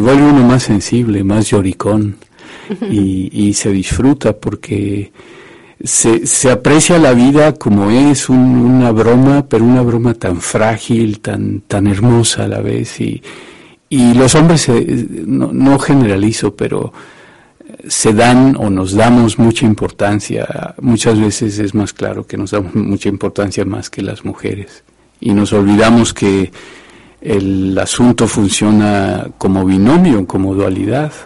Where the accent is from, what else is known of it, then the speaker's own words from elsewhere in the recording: Mexico; yo tengo un origen muy machista geográficamente hablando, soy mexicano